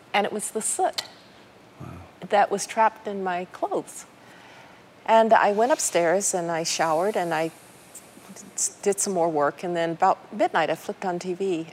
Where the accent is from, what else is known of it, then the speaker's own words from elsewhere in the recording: Birmingham, Alabama, United States; I grew up in Birmingham, Alabama